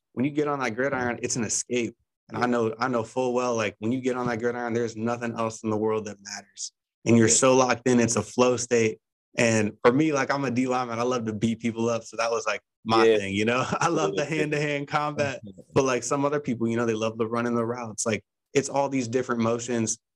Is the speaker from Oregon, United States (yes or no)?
no; Ohio, United States; I'm from Ohio